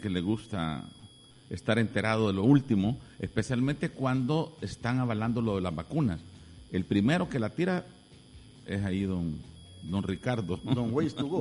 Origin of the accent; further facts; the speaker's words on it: El Salvador; nosotros como buenos salvadoreños